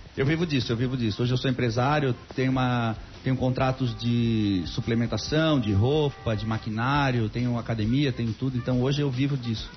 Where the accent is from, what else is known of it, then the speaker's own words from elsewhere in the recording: Florianópolis, Santa Catarina, Brazil; eu nasci na Carmela Dutra